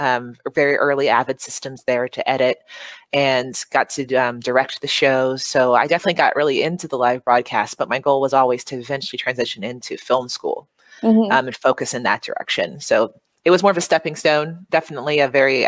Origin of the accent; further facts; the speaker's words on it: Snellville, Georgia, United States; moved away as an adult; also born or lived in Philadelphia, Pennsylvania / Savannah, Georgia; now in Los Angeles, United States; originally I'm from a suburb outside of Atlanta, Snellville. So I grew up there. I was born in Philadelphia, but I was in Atlanta for most of my childhood